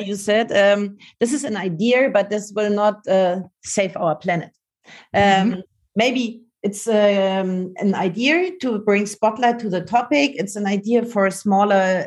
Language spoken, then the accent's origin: English; Munich, Bavaria, Germany; in Munich because this is my hometown